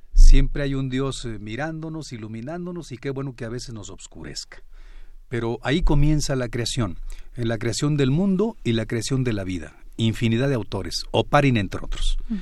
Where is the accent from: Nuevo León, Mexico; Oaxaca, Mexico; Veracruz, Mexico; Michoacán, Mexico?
Michoacán, Mexico; yo soy de Michoacán